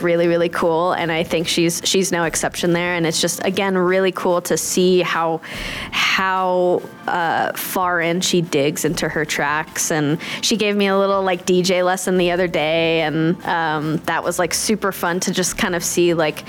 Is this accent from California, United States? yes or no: yes; Los Angeles, California, United States; I play drums and I'm from Los Angeles, California